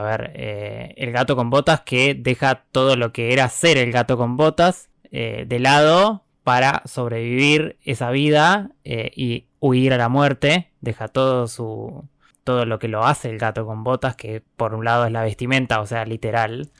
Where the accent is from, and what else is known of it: Argentina